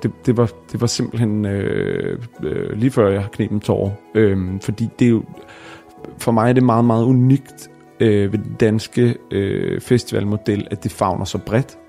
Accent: Bornholm, Capital Region of Denmark, Denmark; now in Copenhagen, Denmark; på Bornholm, hvor jeg er fra

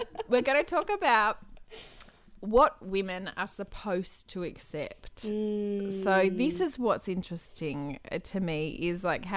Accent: Queanbeyan, New South Wales, Australia; also born or lived in Wagga Wagga, New South Wales; now in Melbourne, Australia; I'm from Wagga, and then I did most of my growing up in Queanbeyan.

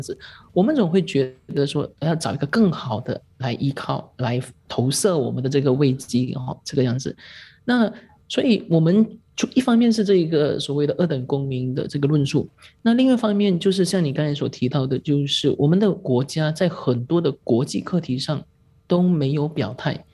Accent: Malaysia; 我是马来西亚人，我是马来西亚华人，我是马来西亚华人里头的记者

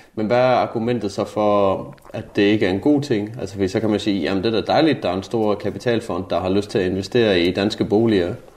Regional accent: Jutland, Denmark; moved away; Nu kommer jeg jo fra Jylland

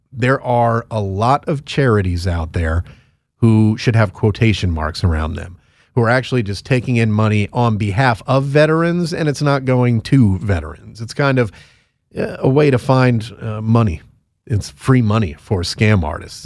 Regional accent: Connecticut, United States; moved away; also born or lived in Florida; my home state of Connecticut

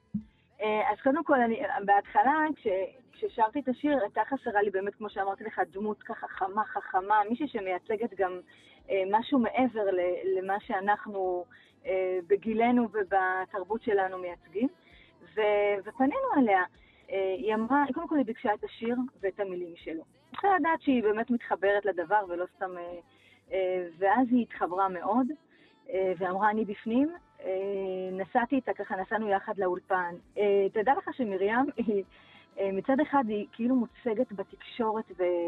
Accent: Beit She'an, Northern District, Israel; אני ילידת בית שאן

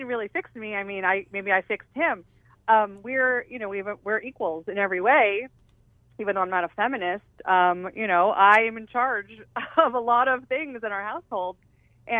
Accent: Southern California, United States; I grew up in Southern California

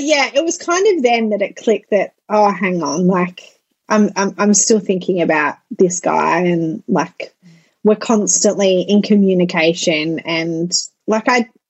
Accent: France; also born or lived in Netherlands; So I grew up in France and Holland

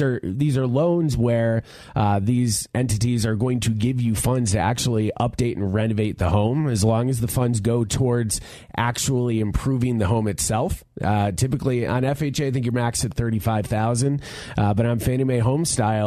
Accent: New York, United States; now in Colorado, United States; I'm from New York, but I've been out here for 18 years now

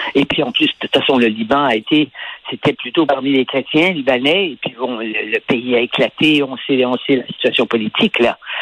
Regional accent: Quebec, Canada; chez nous au Québec

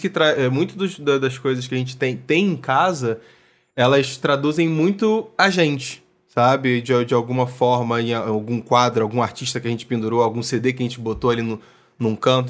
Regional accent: Niterói, Rio de Janeiro, Brazil; eu sou de Niterói.

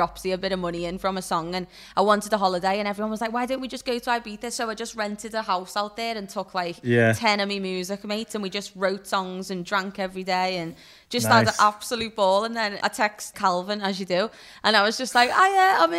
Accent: Liverpool, North West England, United Kingdom; my hometown, Liverpool

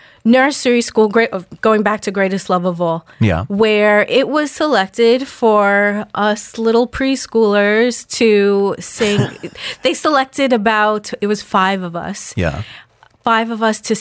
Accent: Long Island, New York, United States; born or raised there; accent: Long Island

